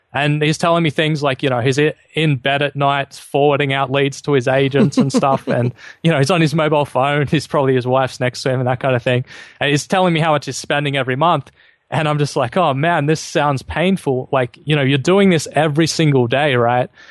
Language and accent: English; Australia; I'm an Aussie living in Sydney at the moment